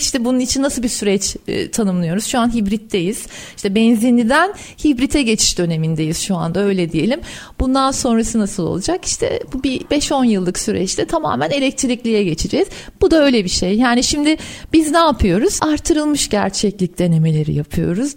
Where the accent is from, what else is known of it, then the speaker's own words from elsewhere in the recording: Ankara, Turkey; also born or lived in Istanbul; Doğma büyüme Ankaralıyım.